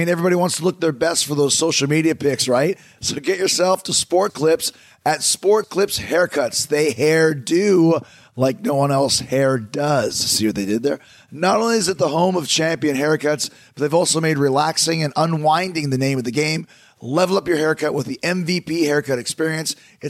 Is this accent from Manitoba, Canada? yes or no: yes; Winnipeg, Manitoba, Canada; I'm from Canada, you idiot. I'm from Winnipeg, you idiot. And my fellow Canadians